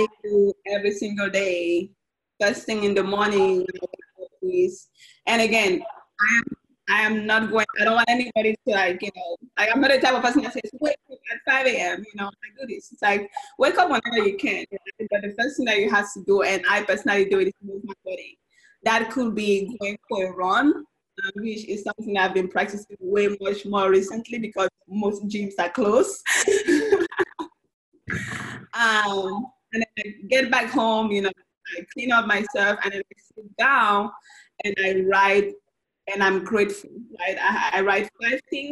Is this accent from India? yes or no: no; Cameroon; now in Austin, United States; I'm originally from Cameroon, Central Africa, so most of my family is back home.